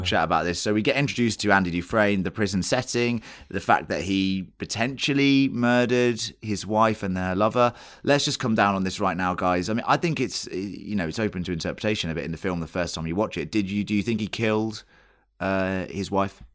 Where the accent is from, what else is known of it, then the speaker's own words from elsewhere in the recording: England, United Kingdom; we're English